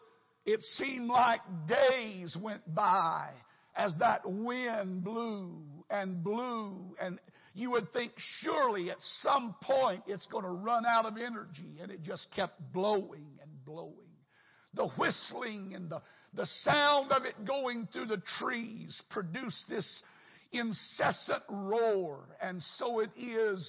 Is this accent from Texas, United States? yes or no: yes; North Texas, United States; moved away as an adult; now in Houston, United States; I grew up in North Texas